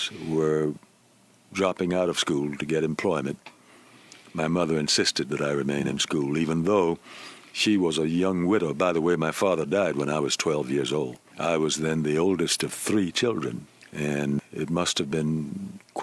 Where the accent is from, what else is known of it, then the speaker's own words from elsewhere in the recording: Columbia, South Carolina, United States; I was born in 1921, and I grew up in Columbia